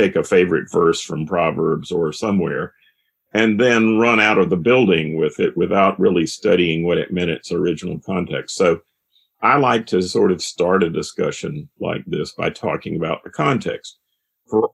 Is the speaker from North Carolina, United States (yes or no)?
yes; High Point, North Carolina, United States; I grew up in High Point, North Carolina